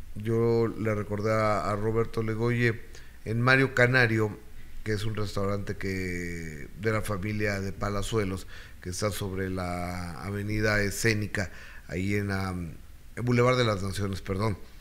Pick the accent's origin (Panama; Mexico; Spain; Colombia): Mexico; en México en especial somos muy devotos de los Reyes Magos